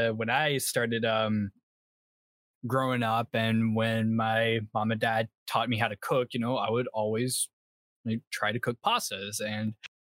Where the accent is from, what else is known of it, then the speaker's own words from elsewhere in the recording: South Carolina, United States; South Carolina.